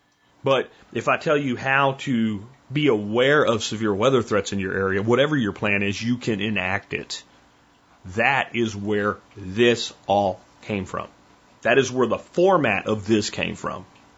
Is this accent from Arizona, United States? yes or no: no; California, United States; I'm from California. How the hell do I know how to talk to somebody in rural Texas?